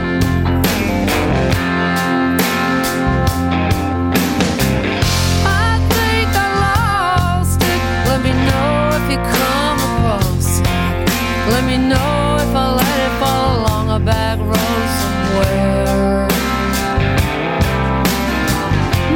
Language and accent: English; New York, United States; I'm from New York